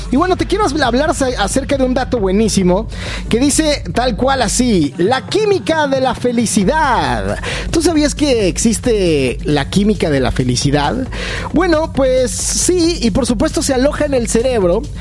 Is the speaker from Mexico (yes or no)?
yes; Mexico; Estaba yo eh, en mi país, vivía yo en Ciudad de México en ese momento